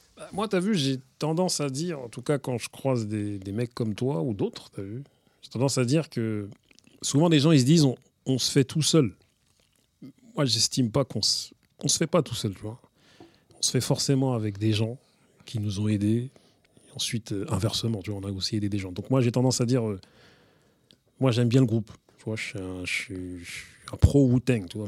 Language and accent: French; Grigny, Île-de-France, France; also born or lived in Villepinte; avec mes gars avec qui j'ai grandi à l'Ellipse, à Grigny